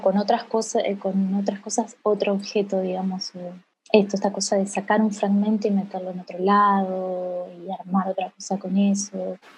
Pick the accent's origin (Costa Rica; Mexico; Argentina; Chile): Argentina; Casilda, Santa Fe; soy de Casilda, una ciudad chica, chiquita de, la provincia de Santa Fe, al sur de Santa Fe